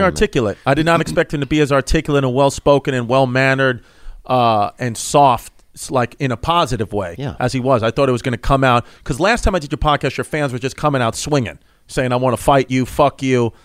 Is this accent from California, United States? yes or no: no; New York City, New York, United States; where I grew up in Ridgewood, Bushwick